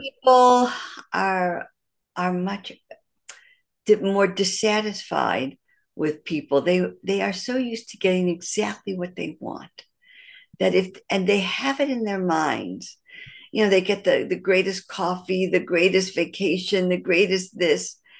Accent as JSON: {"language": "English", "town": "Detroit", "region": "Michigan", "country": "United States", "tie": "born or raised there", "also_born_or_lived": "Pittsburgh", "moved": "as an adult", "lives_now": "Jerusalem, Israel", "said": "I'm, uh, originally born and raised in Detroit, Michigan"}